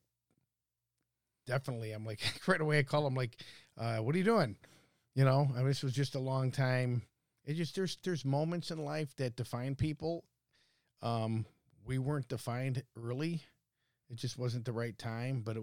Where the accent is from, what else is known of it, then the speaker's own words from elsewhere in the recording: Bensenville, Illinois, United States; also born or lived in Algonquin, Illinois; I grew up in Bensonville, Illinois. Grew up there, played sports as a young kid. My father and I and our family moved to Algonquin in 1979